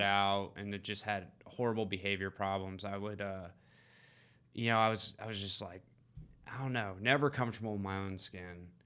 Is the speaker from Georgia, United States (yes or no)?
yes; East Cobb, Georgia, United States; Grew up in East Cobb